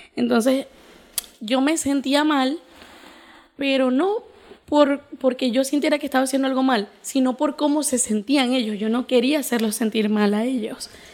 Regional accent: Venezuela; yo nací aquí en Venezuela en el 2000

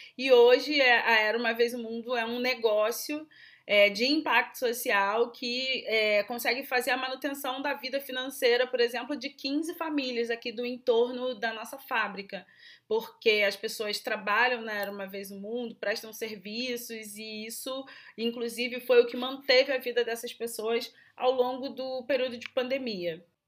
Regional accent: Rio de Janeiro, Brazil; eu sou do Rio de Janeiro

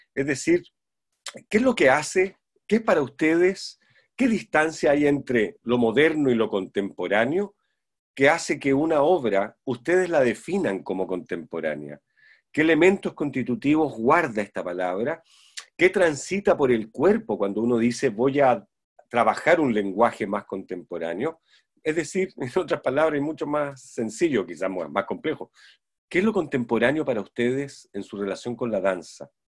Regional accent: Santiago, Santiago Metropolitan Region, Chile; moved away; soy santiaguino de nacimiento, criado

